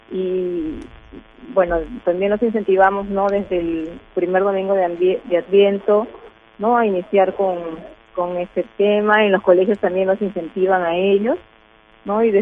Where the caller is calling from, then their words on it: Piura, Peru; llamo desde Piura.